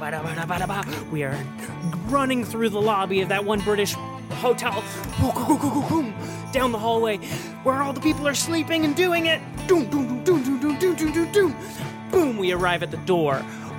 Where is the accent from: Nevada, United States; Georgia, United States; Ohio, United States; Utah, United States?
Nevada, United States; Boontown; Yeah, I'm originally from Boontown, Nevada.